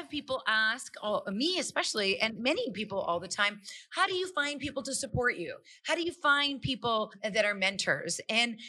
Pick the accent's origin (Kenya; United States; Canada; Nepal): Canada; Calgary, Alberta; I'm born and raised in Calgary, Alberta, but my parents are both from India